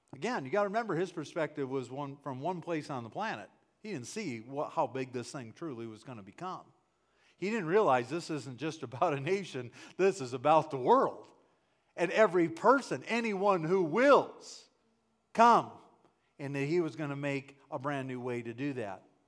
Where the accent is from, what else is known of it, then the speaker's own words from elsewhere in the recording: Wisconsin, United States; I grew up in Wisconsin